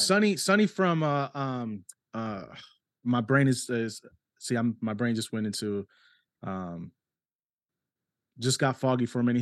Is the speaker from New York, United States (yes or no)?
yes; New York City, New York, United States; accent: New York Spanish; it's a New York Spanish 'cause I was born in New York City